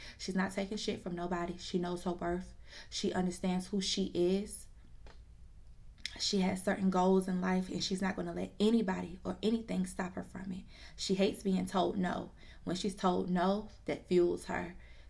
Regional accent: Georgia, United States; also born or lived in New Jersey / DMV area / Orlando, Florida; I was born in New Jersey. I was raised in the DMV area for a good, I'd say up until I was probably about 5 years old. And then I moved to Georgia. And then I moved to Orlando, Florida for about 7 years. And then moved back to the A.

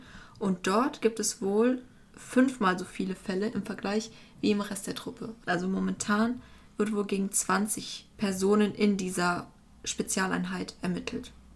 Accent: Germany; also als Deutscher

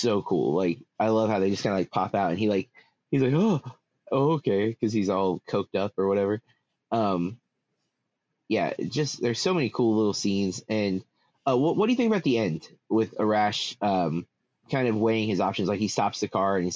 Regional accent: United States; as an American

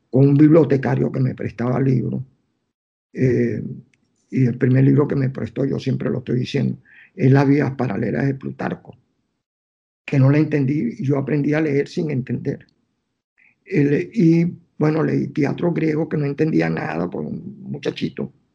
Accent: Caracas, Capital District, Venezuela; moved away as an adult; now in New York, United States; yo que soy caraqueño, que no puedo vivir sin, el Ávila

